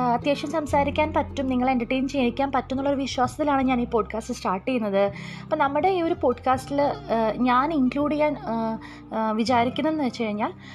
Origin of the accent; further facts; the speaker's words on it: Kozhikode, Kerala, India; ഞാനൊരു കോഴിക്കോട്ടുകാരിയാണ്